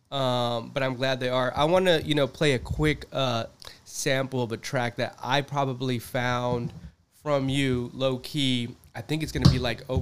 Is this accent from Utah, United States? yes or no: no; Manhattan Beach, California, United States; also born or lived in Downtown Los Angeles; Yeah, born and raised. I grew up in Manhattan Beach.